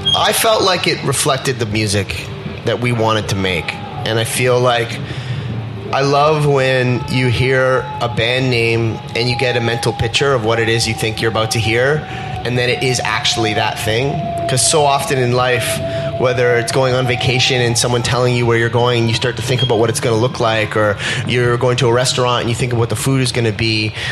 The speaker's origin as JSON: {"language": "English", "country": "Canada", "said": "being that we're Canadian"}